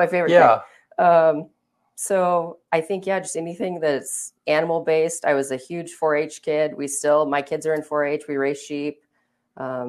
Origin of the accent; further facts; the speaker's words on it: Baker City, Oregon, United States; also born or lived in La Grande, Oregon; I'm from Baker, I live in Baker